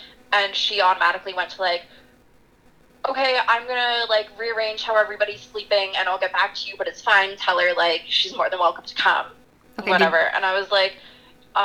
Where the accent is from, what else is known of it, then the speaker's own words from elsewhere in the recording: Southern Ontario, Canada; moved away as an adult; now in North Bay, Canada; I'm from Southern Ontario